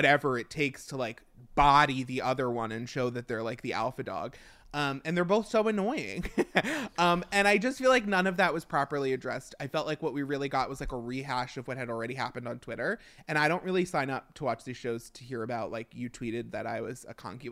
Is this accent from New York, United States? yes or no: yes; Long Island, New York, United States; being from Long Island, it's so close to home that it hurts